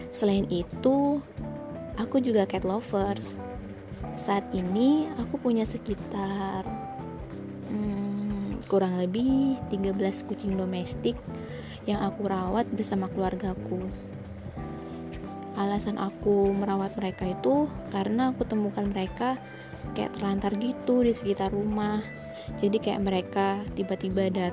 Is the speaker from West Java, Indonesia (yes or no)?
no; Surabaya, East Java, Indonesia; aku domisili Surabaya nih dari kecil sampai sekarang di Surabaya.